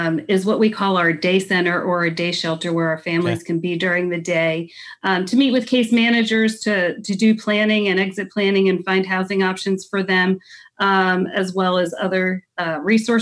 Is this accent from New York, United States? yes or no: yes; Dutchess County, New York, United States; moved away; I grew up in Dutchess County